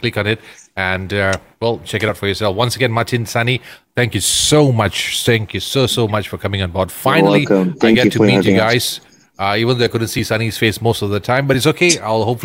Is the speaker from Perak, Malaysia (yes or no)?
yes; Ipoh, Perak, Malaysia; I just love my hometown to grow huge